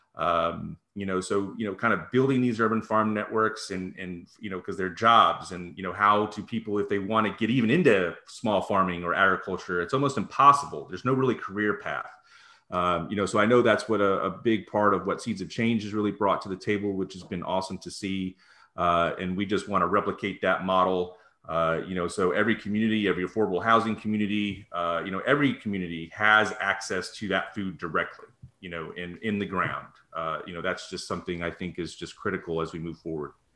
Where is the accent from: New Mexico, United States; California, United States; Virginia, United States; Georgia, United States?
Virginia, United States; Northern; now in Charlotte, United States; I grew up in Northern Virginia